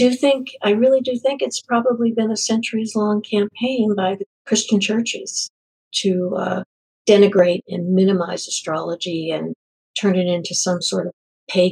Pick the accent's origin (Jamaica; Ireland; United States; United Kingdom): United States; New England; moved away; Originally, I'm from New England.